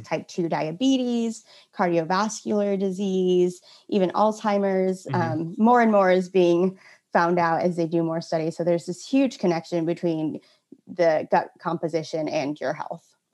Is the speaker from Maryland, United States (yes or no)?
no; Santa Cruz, California, United States; now in Portland, United States; I'm originally from Santa Cruz, California, total beach bum at heart